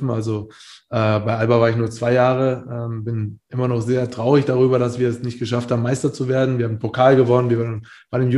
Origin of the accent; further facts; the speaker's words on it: Bamberg, Bavaria, Germany; also ich bin aus Bamberg, aus einer kleinen Stadt dahin gewechselt